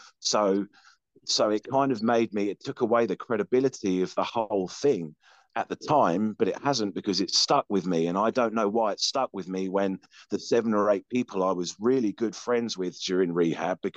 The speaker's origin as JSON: {"language": "English", "region": "England", "country": "United Kingdom", "moved": "yes", "lives_now": "Houston, United States", "said": "I'm English."}